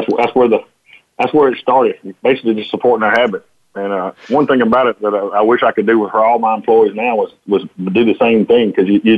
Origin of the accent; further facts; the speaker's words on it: Jonesville, Louisiana, United States; I grew up here in Jonesville, and my family had a boat business.